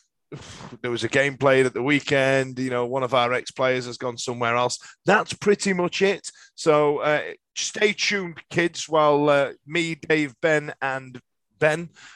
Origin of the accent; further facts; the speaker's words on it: Yorkshire and the Humber, United Kingdom; You know, I'm a Yorkshireman grown up in the 80s and all the rest of it.